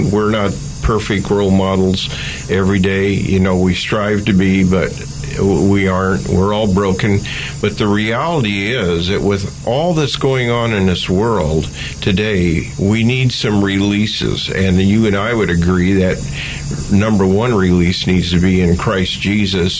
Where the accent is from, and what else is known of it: Oakland, California, United States; born or raised there